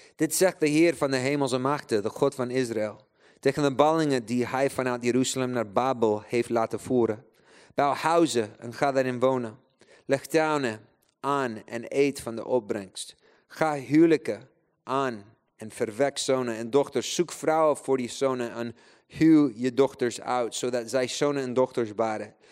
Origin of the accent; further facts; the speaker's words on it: Chile; Dutch is a second language; now in Netherlands; ik ben eigenlijk in Chili geboren. Eh, ik ben een kerel met drie paspoorten, kan drie talen spreken